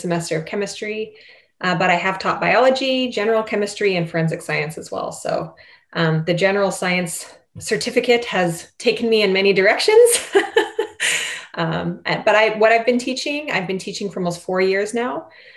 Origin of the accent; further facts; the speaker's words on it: Canada; accent: Canadian; my Canadian accent